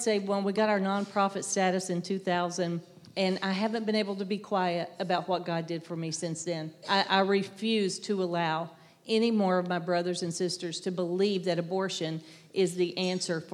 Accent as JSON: {"language": "English", "region": "the South", "country": "United States", "said": "I'm from the South. I don't hear my accent, but everybody says I have one"}